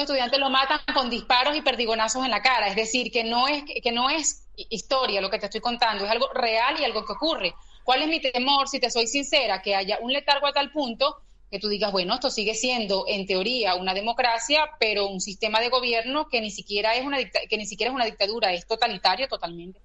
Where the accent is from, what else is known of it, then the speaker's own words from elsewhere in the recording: Valencia, Carabobo, Venezuela; moved away as an adult; now in Seville, Spain; yo provengo de Valencia, Valencia, Venezuela, es una ciudad ubicada al centro del país